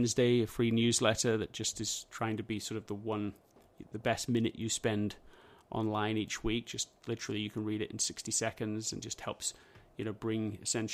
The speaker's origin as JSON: {"language": "English", "region": "England", "country": "United Kingdom", "tie": "born or raised there", "moved": "yes", "said": "the schools that I grew up in England"}